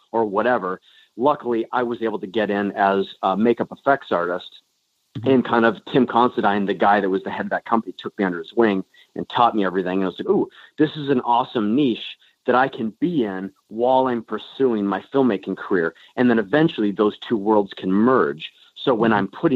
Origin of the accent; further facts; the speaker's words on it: Duluth, Minnesota, United States; I'm from Duluth, Minnesota